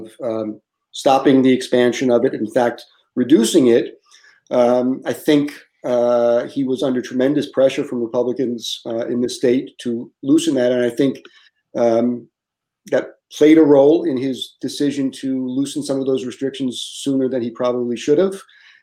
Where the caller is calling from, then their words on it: Lafayette, Louisiana, United States; Yeah, so I'm in Lafayette, Louisiana.